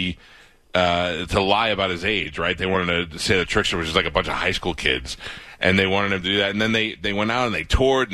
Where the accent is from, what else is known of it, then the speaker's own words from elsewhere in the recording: New York, United States; moved away as an adult; now in Tampa, United States; I grew up in New York